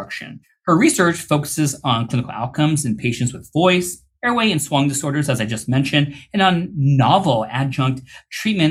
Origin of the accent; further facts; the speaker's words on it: India; I'm Indian